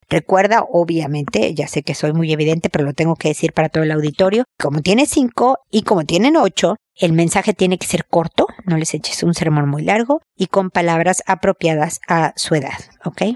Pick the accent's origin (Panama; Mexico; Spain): Mexico; moved away; mudarse a, México, a mi tierra